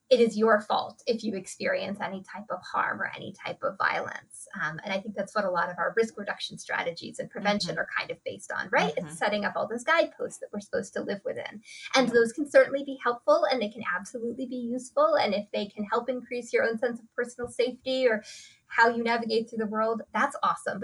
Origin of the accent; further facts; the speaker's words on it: United States; I grew up here in the United States